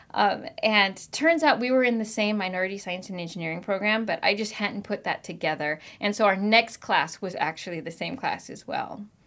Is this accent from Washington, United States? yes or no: yes; Marysville, Washington, United States; also born or lived in Virginia; I actually grew up in Washington, in Marysville, Washington